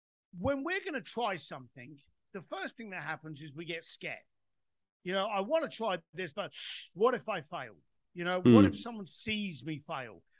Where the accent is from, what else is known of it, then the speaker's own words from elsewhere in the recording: United Kingdom; I'm British